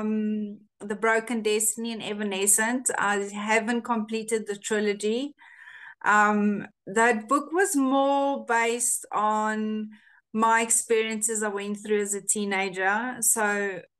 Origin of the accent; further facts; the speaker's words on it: South Africa; first language Afrikaans; English is a second language; we're from South Africa